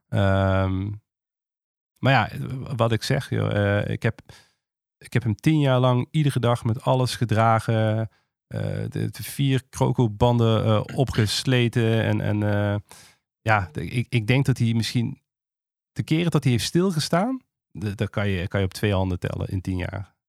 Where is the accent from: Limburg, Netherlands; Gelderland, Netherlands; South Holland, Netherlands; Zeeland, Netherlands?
Limburg, Netherlands; Maastricht; ik kom uit Maastricht. En eh, als je uit het zuiden komt, zijn twee dingen zeker. Ten eerste word je eh, katholiek opgevoed